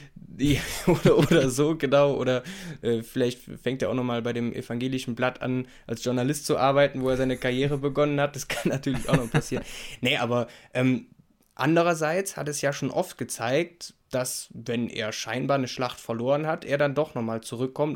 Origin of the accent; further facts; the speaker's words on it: Rhineland, Germany; als Rheinländer